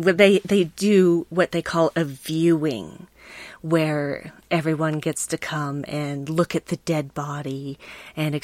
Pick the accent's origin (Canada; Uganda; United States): United States; Salt Lake City, Utah; also born or lived in Bountiful, Utah / Centerville, Utah; I was mostly raised both in Salt Lake City, which is the capital city of Utah, and Centerville, which is about 10 miles north of there